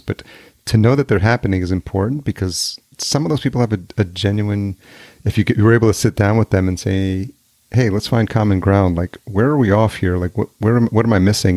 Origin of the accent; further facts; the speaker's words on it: New York, United States; moved away as an adult; also born or lived in Los Angeles; now in Minneapolis, United States; I grew up in New York